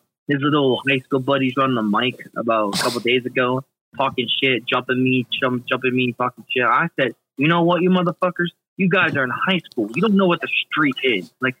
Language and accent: English; Hilliard, Ohio, United States; I'm from Hilliard.